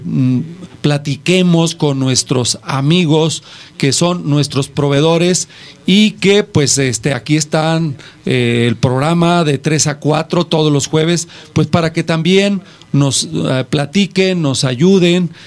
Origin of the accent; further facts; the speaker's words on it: Mexico; nosotros como mexicanos